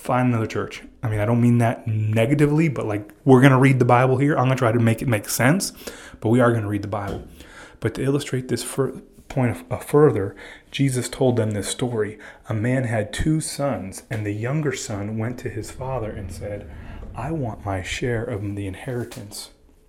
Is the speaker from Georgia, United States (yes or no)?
no; Miami, Florida, United States; I'm a Cuban from Miami